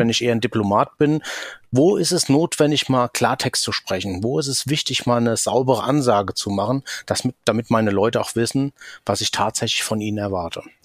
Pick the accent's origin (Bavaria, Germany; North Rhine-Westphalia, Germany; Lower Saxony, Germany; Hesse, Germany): Hesse, Germany; Rhine-Main area; accent: Hessian; komme aus dem Rhein-Main-Gebiet, hört man vielleicht auch an meinem hessischen Akzent